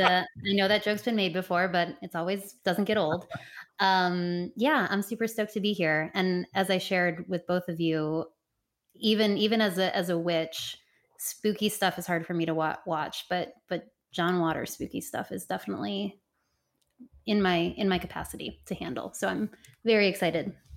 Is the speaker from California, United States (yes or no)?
no; Cleveland, Ohio, United States; moved away as an adult; my life growing up in Cleveland, Ohio